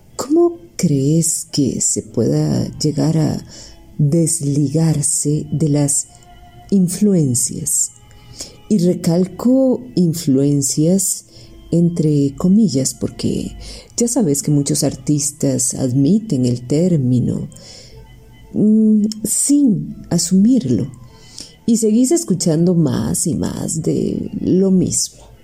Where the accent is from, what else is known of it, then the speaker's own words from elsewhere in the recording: Costa Rica; como decimos en Tiquicia